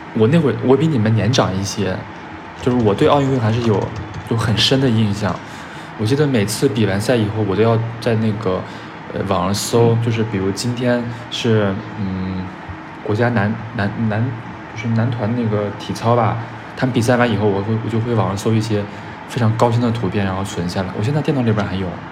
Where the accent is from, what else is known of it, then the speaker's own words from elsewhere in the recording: Taiyuan, Shanxi, China; 我们山西